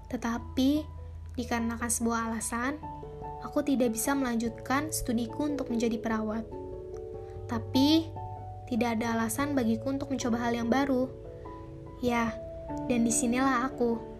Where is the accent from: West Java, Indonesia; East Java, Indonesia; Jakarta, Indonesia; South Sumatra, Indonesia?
Jakarta, Indonesia; Asal aku dari Jakarta.